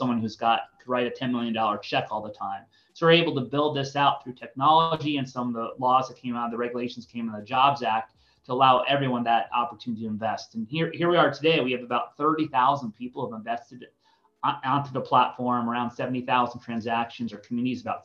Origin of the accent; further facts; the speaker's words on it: Connecticut, United States; moved away as an adult; also born or lived in Boulder, Colorado; now in San Diego, United States; I grew up in East Coast, a suburb of New York. I call it the state of Connecticut